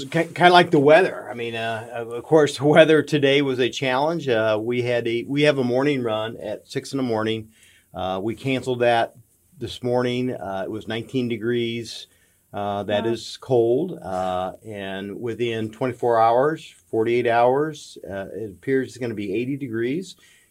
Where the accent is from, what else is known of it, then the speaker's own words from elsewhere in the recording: near the University of Iowa, United States; moved away as an adult; now in Warrensburg, United States; I grew up near the University of Iowa, and I went to a small college, and so this just fit, and that's why I've been here for 30-some years.